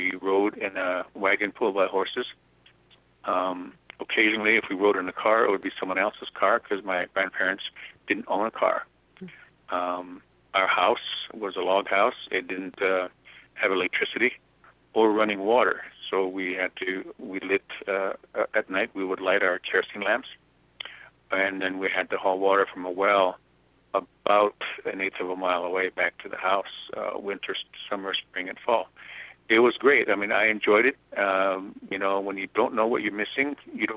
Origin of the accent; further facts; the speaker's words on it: Rosebud Sioux Indian Reservation, South Dakota, United States; first language Lakota; English is a second language; I was born and raised on the Rosebud Sioux Indian Reservation